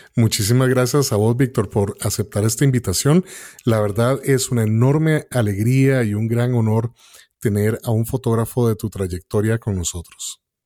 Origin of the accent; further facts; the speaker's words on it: Costa Rica; nosotros como costarricenses